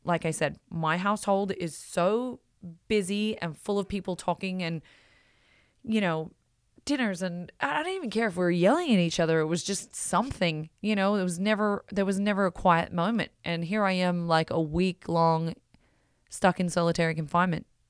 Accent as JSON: {"language": "English", "country": "Australia", "tie": "born or raised there", "also_born_or_lived": "Belgium", "moved": "as an adult", "said": "growing up in Australia"}